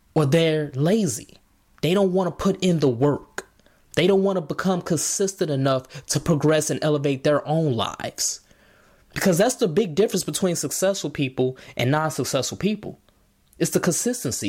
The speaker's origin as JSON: {"language": "English", "town": "Markham", "region": "Illinois", "country": "United States", "said": "I'm from Chicago. Markham"}